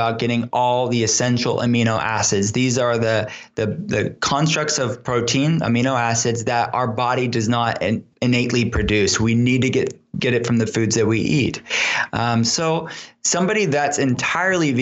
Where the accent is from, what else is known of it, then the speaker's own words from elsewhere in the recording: Pittsburgh, Pennsylvania, United States; I'll be in Pittsburgh, here in my hometown